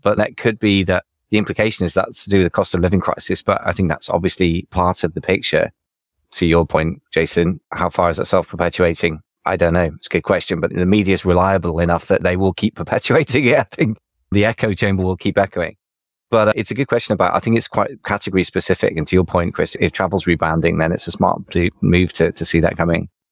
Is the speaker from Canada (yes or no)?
no; United Kingdom; as a British person